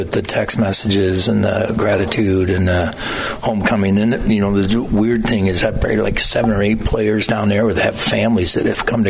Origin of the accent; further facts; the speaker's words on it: Montrose, Michigan, United States; moved away as an adult; also born or lived in Lowell, Michigan; now in Tifton, United States; I grew up in Montrose.